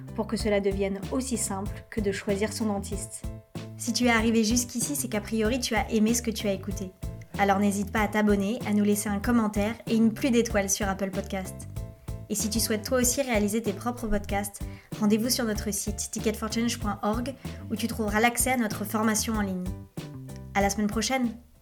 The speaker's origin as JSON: {"language": "French", "area": "Jura", "region": "Bourgogne-Franche-Comté", "country": "France", "moved": "yes", "said": "je suis originaire du Jura, un petit village de 200 habitants entre Lyon et Genève"}